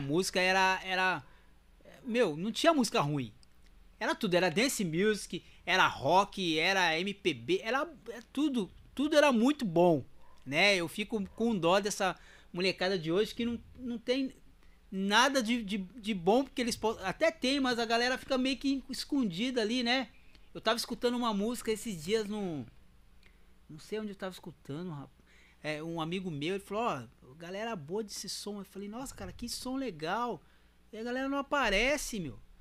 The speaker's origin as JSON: {"language": "Portuguese", "town": "Mogi das Cruzes", "region": "São Paulo", "country": "Brazil", "tie": "born or raised there", "also_born_or_lived": "Cambé, Paraná, Brazil", "said": "eu sou, sou paranaense. Sou do Paraná. Sou de Cambé, no Paraná. Eu fui pra Mogi com 9 anos, em 83. E aí não sai mais"}